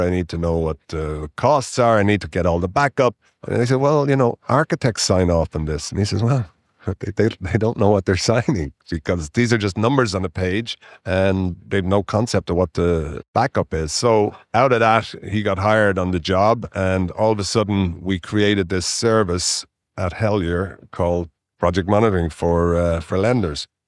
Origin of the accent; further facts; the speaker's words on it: Dublin, Leinster, Ireland; moved away as an adult; also born or lived in Winnipeg, Canada; now in Canada; I was born educated in Ireland, in Dublin, and I came to Canada when I was twenty-two.